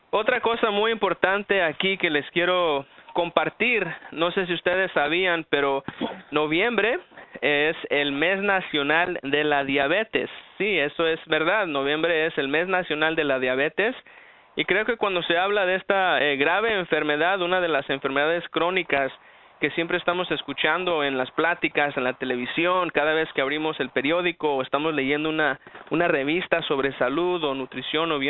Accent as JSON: {"language": "Spanish", "town": "Los Angeles", "region": "California", "country": "United States", "tie": "born or raised there", "also_born_or_lived": "Aguascalientes, Mexico", "said": "soy nacido en Aguascalientes, México. Vine aquí a los Estados Unidos por ahí como a los tres años y pues prácticamente toda mi vida he vivido en la ciudad de Los Ángeles."}